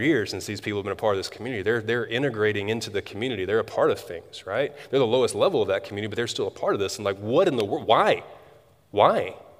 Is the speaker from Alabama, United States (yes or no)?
yes; Tuscaloosa, Alabama, United States; moved away as an adult; I grew up in Tuscaloosa